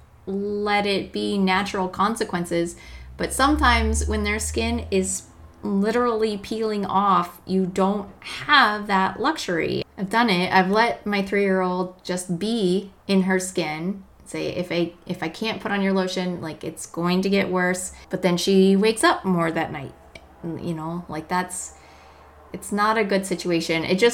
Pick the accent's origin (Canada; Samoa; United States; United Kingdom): United States; Colorado; we're from Colorado